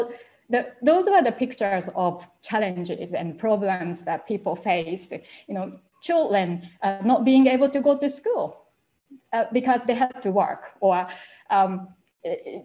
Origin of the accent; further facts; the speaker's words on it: Japan; English is a second language; moved away as an adult; I couldn't speak English when I left Japan at first